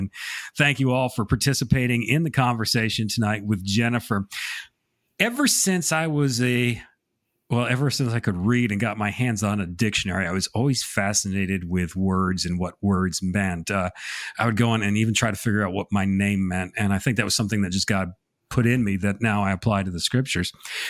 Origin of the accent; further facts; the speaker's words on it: Connecticut, United States; now in South Carolina, United States; I'm going to blame it on the fact that I'm a transplant from Connecticut to South Carolina. So. I'm kind of confused in my dialects a little bit.